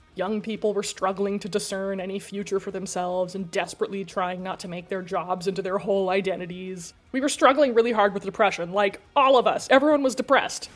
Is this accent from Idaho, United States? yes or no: yes; Idaho, United States; I grew up in Idaho, it's a niche.